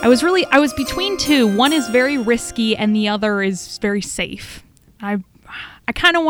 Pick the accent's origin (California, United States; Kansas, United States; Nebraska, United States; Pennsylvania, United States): Kansas, United States; Hutchinson; moved away; I'm from Hutch.